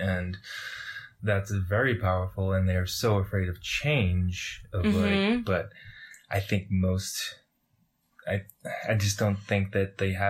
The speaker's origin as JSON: {"language": "English", "region": "Massachusetts", "country": "United States", "tie": "born or raised there", "moved": "as an adult", "lives_now": "Utah, United States", "said": "I'm from Massachusetts. I grew up in a pretty liberal state and then followed an acquaintance out to Utah to a college, Weber State University, to study botany."}